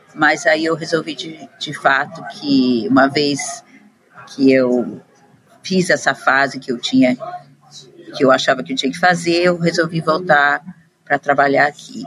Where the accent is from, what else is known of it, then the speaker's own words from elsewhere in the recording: Curitiba, Paraná, Brazil; moved away as an adult; also born or lived in São Paulo; now in London, United Kingdom; Eu nasci no Brasil, moro muito tempo em Londres já, mas nasci em Curitiba, depois morei em São Paulo um tempo e estou aqui em Londres faz mais de 20 anos agora